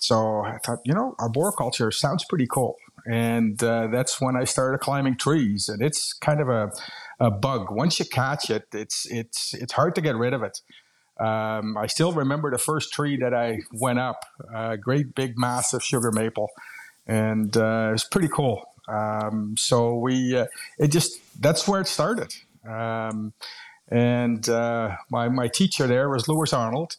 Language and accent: English; Netherlands; moved away as an adult; now in Canada; I'm originally from Holland.